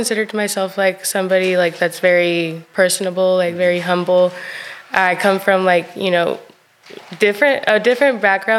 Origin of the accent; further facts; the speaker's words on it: Chihuahua, Mexico; They actually had their own estética, their own beauty shop over there in Chihuahua. I'm from Chihuahua.